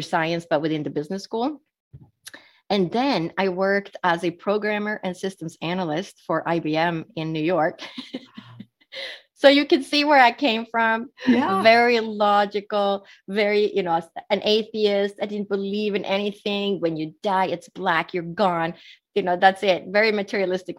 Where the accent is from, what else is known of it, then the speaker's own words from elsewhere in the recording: Sweden; moved away; I was born and raised in Sweden, which is Northern Europe